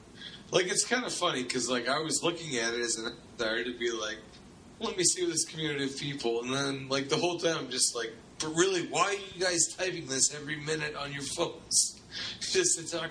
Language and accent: English; Massachusetts, United States; moved away; my home state of Massachusetts